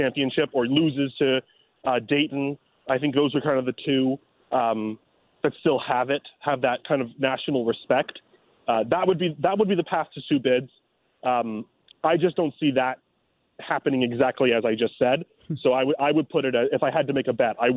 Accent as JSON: {"language": "English", "town": "Toronto", "region": "Ontario", "country": "Canada", "tie": "born or raised there", "moved": "yes", "lives_now": "St. Louis, United States", "said": "my hometown Blue Jays"}